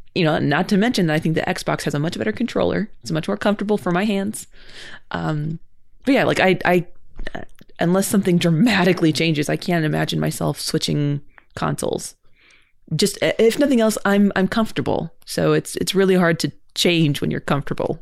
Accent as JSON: {"language": "English", "region": "California", "country": "United States", "tie": "born or raised there", "said": "I grew up in California"}